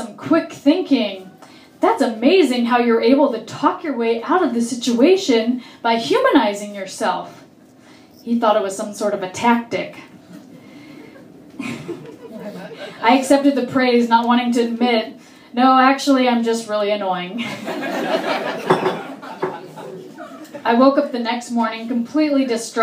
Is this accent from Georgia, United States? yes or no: no; Orange County, California, United States; I grew up in Orange County.